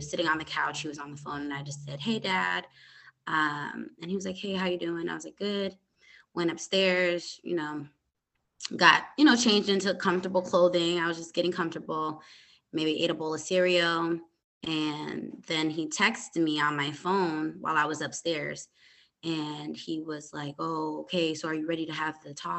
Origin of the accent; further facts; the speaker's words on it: Hartford, Connecticut, United States; now in Dallas, United States; I was born and raised in Connecticut, Hartford, Connecticut. I am now in Dallas, Texas. I've lived here since 2010.